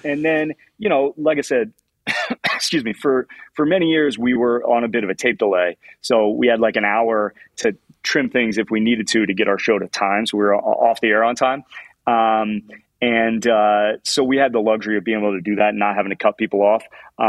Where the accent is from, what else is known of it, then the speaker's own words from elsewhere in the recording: Indianapolis, Indiana, United States; You know, I'm a giant Indianapolis Colts fan. I grew up in Indianapolis.